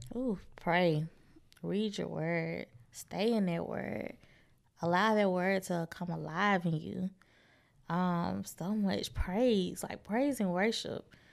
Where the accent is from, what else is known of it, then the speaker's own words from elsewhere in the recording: Birmingham, Alabama, United States; moved away as an adult; also born or lived in Troy, Alabama / Little Rock, Arkansas; I moved back to Birmingham two oh five Where's Live, and that is my hometown, the Magic City.